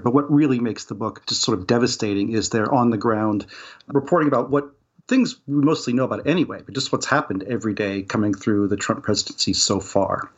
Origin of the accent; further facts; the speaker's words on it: West Virginia, United States; I'm from West Virginia